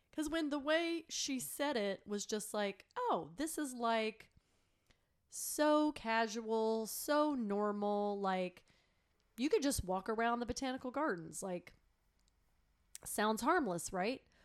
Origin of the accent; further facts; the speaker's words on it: Texas, United States; moved away as an adult; also born or lived in Chicago; I grew up in Texas, obviously, and I went to Texas A and M.